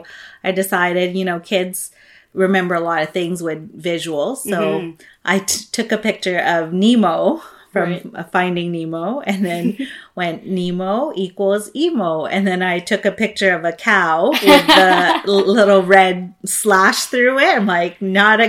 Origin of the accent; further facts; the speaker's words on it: Philippines; now in Canada; I grew up in the Philippines. I was mm-hmm. born and raised there.